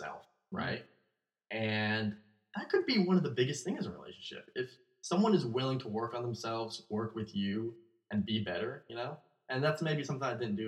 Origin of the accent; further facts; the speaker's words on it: Asheville, North Carolina, United States; moved away; also born or lived in California; I'm from Asheville